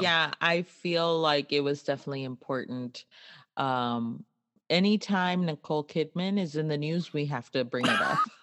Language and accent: English; Laredo, Texas, United States; we grew up in Laredo on the mm. border